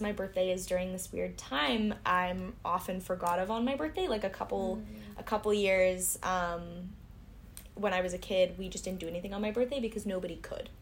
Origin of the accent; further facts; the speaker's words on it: United States; accent: American; moved away as an adult; now in France; I'm from America